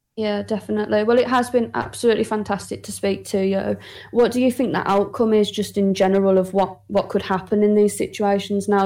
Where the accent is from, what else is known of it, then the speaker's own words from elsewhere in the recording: Birmingham, West Midlands, United Kingdom; accent: Birmingham lazy voice; it's Birmingham in the U K. I'm from